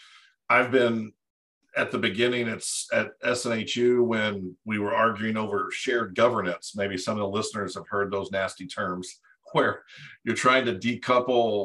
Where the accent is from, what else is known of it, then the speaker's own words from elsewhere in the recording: Cape Girardeau, Missouri, United States; moved away as an adult; also born or lived in Dallas, Texas; I grew up in Cape Girardeau, Missouri, which is about an hour and a half south of St. Louis